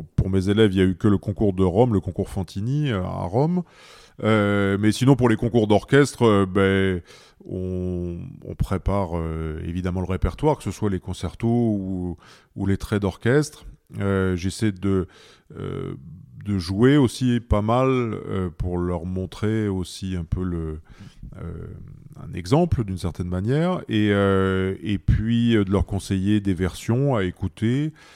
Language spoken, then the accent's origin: French; Pas-de-Calais, Hauts-de-France, France; moved away; also born or lived in Paris; j'ai commencé dans le Pas-de-Calais, dans mon village natal